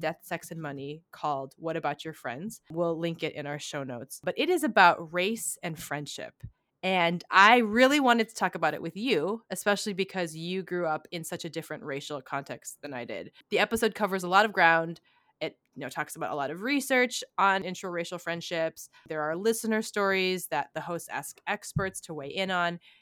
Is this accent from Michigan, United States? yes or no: yes; Kalamazoo, Michigan, United States; Kalamazoo," which is the city in Michigan I was born in.